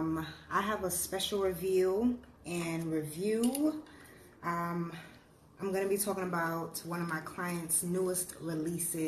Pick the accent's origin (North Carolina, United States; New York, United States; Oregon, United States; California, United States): New York, United States; New York City; also born or lived in Ghana / Bronx, New York; I was born in Ghana, but I was raised in Harlem, New York. That's my home. I currently reside in the Bronx, but I'm from Harlem.